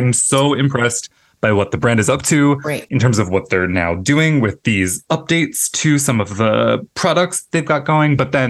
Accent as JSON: {"language": "English", "region": "Maryland", "country": "United States", "said": "I am also from sort of South adjacent. Maryland"}